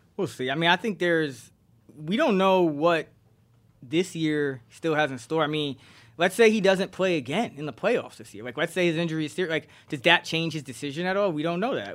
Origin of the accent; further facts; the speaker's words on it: New York, United States; I'm from New York